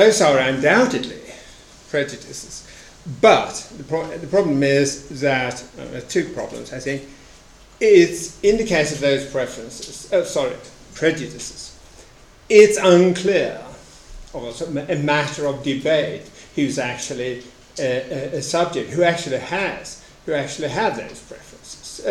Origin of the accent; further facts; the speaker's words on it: Sweden; In Sweden, my home country